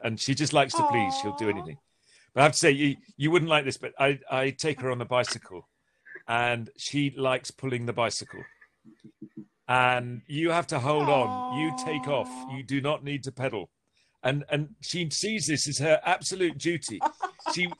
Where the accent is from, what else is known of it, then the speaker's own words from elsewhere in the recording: England, United Kingdom; being English